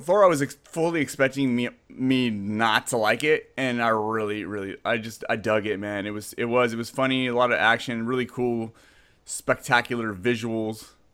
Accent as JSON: {"language": "English", "town": "San Jose", "region": "California", "country": "United States", "tie": "born or raised there", "moved": "yes", "said": "I grew up, I grew up in Santa Clara, San Jose."}